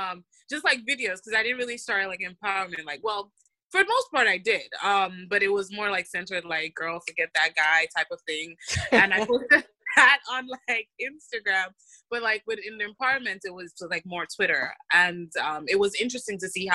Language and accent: English; Nigeria; But as a Nigerian girl, it's like my friends and I have a running joke of just like making fun of men.